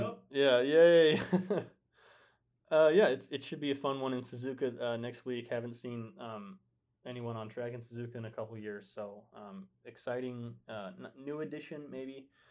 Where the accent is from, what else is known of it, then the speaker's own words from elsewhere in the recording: United States; I'm American.